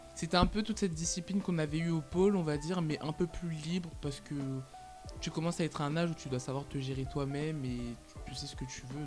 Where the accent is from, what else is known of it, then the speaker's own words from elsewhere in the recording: Lyon, Auvergne-Rhône-Alpes, France; je suis lyonnaise